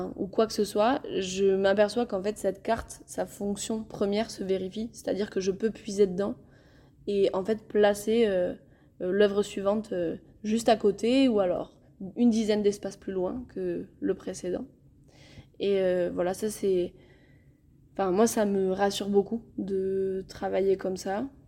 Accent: Viscos, Occitania, France; je suis originaire de Viscos

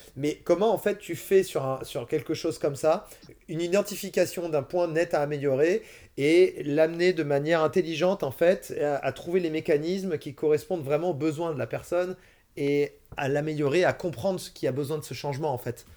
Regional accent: France; en tant que Français

